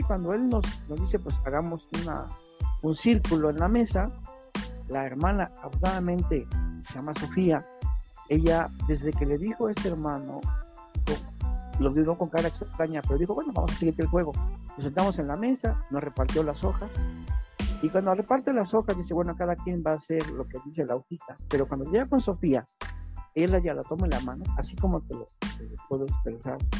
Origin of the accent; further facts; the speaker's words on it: Cosamaloapan, Veracruz, Mexico; soy del estado de Veracruz, de un pueblo llamado Cozamalguapan